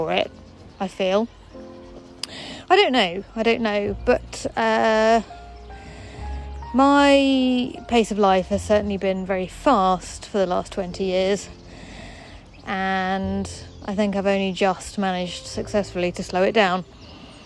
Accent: England, United Kingdom; now in London, United Kingdom; we as English people

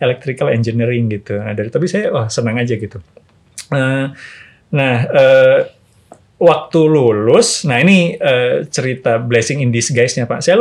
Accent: Bandung, West Java, Indonesia; also born or lived in Jayapura; saya lahir di Bandung pak e, kemudian e, besar di Bandung TK saya sempat tinggal di Jayapura dua tahun

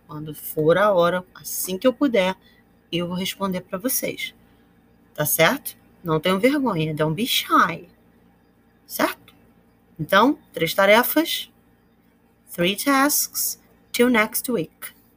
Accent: Brazil

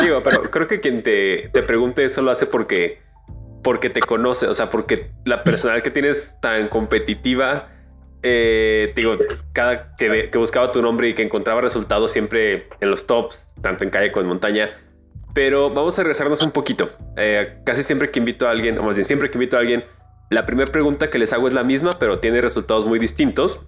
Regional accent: León, Guanajuato, Mexico

